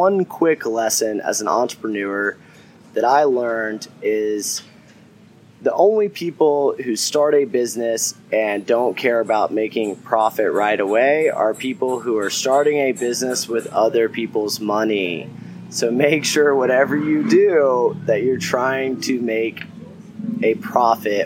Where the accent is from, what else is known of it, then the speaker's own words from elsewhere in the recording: the South, United States; accent: southern; my southern accent